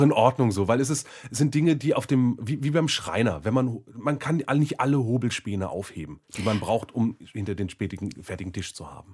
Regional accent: Germany; als Deutscher

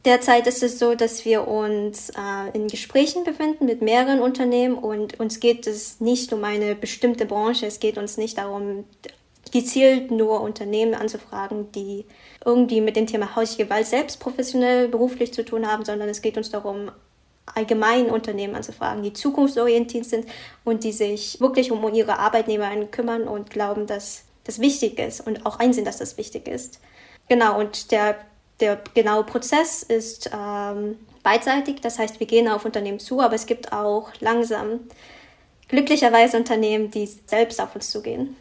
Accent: Germany; wir als Deutsche

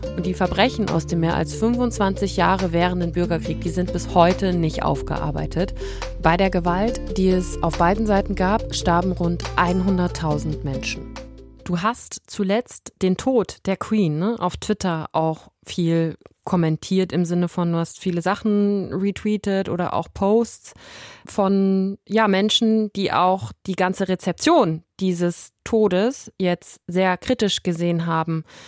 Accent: Germany; ich bin deutsch, bin in, in Deutschland geboren, aufgewachsen

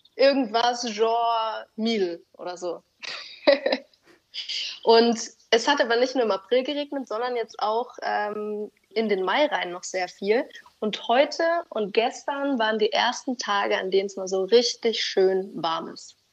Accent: Germany; moved away as an adult; also born or lived in Portugal; die wir so gar nicht kennen als Deutsche

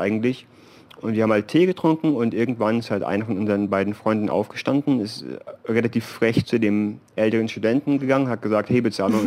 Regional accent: Germany; moved away as an adult; natürlich Deutschland ist, äh, ist unsere Heimat

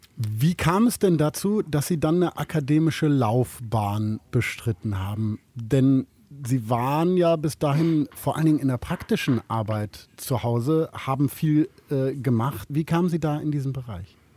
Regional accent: Germany; als Piefke

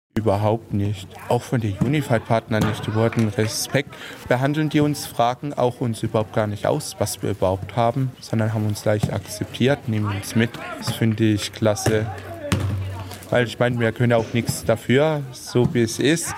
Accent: Heilbronn, Baden-Württemberg, Germany; bin 31 Jahre alt, ich komme aus Heilbronn und spiele Fußball

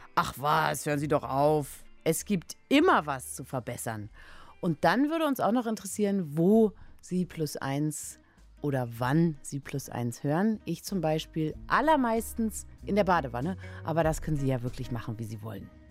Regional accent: Germany; ich wurde in der DDR geboren

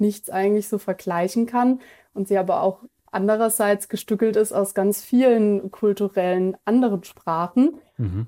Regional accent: Germany; wir bezeichnen uns selber auch als Deutsche

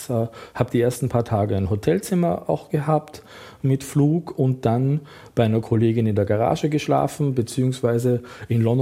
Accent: Austria; der Kostümleiter dachte, als Österreicher, Tracht, Lederhose, das spielt also im alpinen Bereich, bin ich in der Lage, quasi da perfekt mitzuarbeiten

